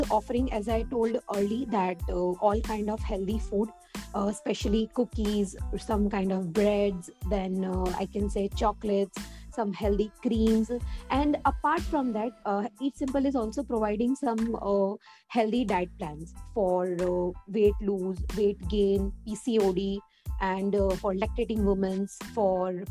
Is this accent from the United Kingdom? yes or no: no; Surat, Gujarat, India; from Surat, Gujarat